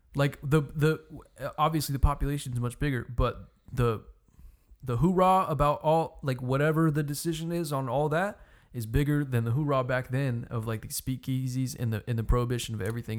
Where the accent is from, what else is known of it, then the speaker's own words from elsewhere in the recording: United States; I'm an American